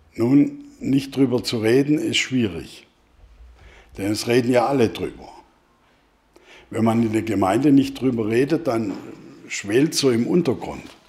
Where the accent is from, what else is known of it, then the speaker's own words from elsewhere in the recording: Germany; als Deutsche